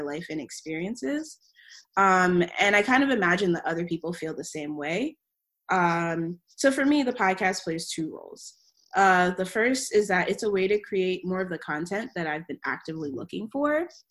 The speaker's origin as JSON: {"language": "English", "region": "Maryland", "country": "United States", "tie": "born or raised there", "moved": "as an adult", "lives_now": "Providence, United States", "said": "I was born and raised in Maryland"}